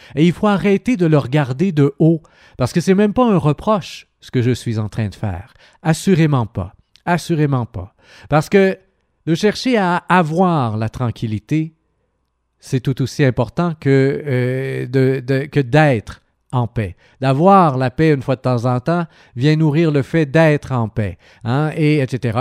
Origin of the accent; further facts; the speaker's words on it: Sherbrooke, Quebec, Canada; also born or lived in India; en tant que Québécois et en tant que Questrien, que Sherbrookeois